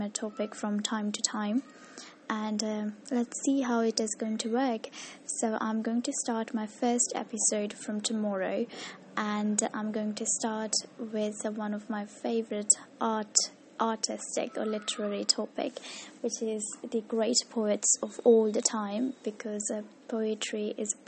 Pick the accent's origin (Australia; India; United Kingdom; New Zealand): India; also born or lived in Mumbai; I'm from India